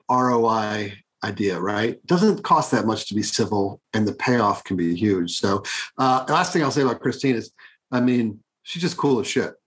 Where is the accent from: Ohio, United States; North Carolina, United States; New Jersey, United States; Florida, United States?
Ohio, United States; I'm an Ohio boy